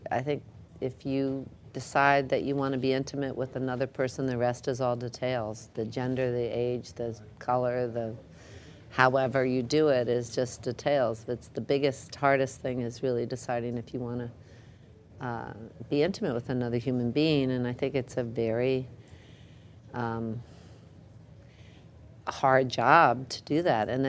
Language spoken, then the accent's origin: English; Jackson Heights, Queens, then New Jersey, United States; also born or lived in Manhattan, New York; I was raised in Jackson Heights and then New Jersey.